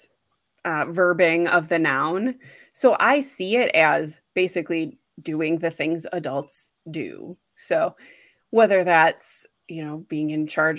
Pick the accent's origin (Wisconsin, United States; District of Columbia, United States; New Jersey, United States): Wisconsin, United States; moved away as an adult; also born or lived in Boston / Washington, D.C. area; I'm from Wisconsin. I lived in Boston, went to school there, and then moved into the DC area for a while.